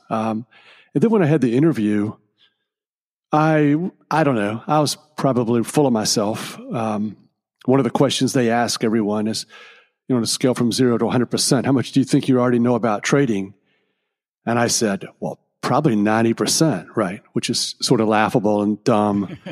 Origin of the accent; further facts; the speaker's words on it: Richmond, Virginia, United States; my hometown of Richmond, Virginia